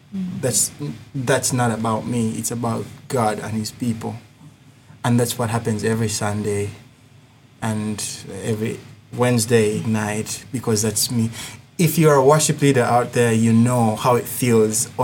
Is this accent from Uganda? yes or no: yes; Uganda; accent: thick accent; moved away; I come from Africa, Uganda